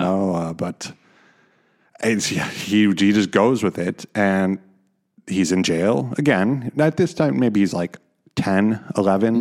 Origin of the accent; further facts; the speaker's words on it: Chicago, Illinois, United States; now in Netherlands; I come from Chicago